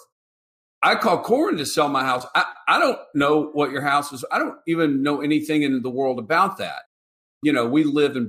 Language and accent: English; Atlanta, Georgia, United States; moved away as an adult; now in Charleston, United States; I grew up in Atlanta and in a real estate family